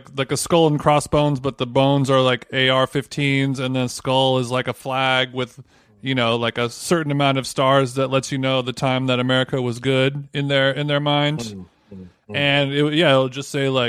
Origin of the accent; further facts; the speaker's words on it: Orange County, California, United States; I'm from Orange County